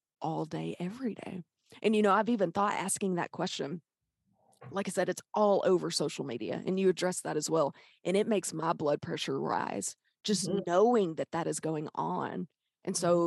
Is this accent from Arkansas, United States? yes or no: yes; Pine Bluff, Arkansas, United States; I'm from Pine Bluff.